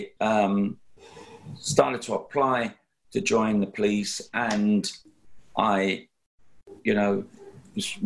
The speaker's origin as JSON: {"language": "English", "region": "London", "country": "United Kingdom", "tie": "born or raised there", "said": "having been a youngster growing up in London"}